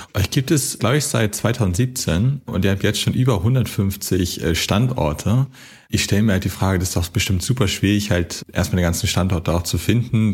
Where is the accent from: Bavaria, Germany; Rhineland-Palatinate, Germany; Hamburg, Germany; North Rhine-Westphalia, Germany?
Hamburg, Germany; aber ich komme auch aus Hamburg